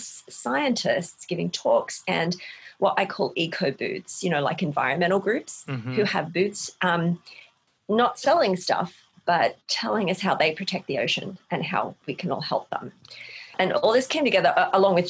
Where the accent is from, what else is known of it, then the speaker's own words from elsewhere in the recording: Australia; now in Tacoma, United States; I'm Australian